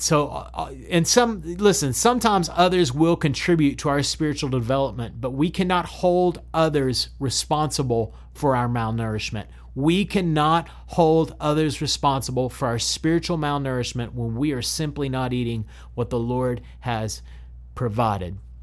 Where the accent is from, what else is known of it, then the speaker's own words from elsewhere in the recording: Odessa, Texas, United States; my hometown, Odessa, Texas